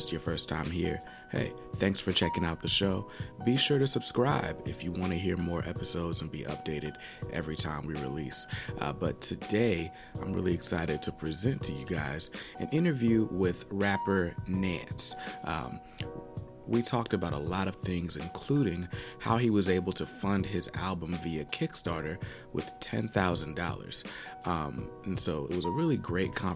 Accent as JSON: {"language": "English", "town": "Wake Forest", "region": "North Carolina", "country": "United States", "tie": "born or raised there", "also_born_or_lived": "Raleigh, North Carolina", "said": "I grew up in Wake Forest, too. But I went to high school, like Southeast Raleigh"}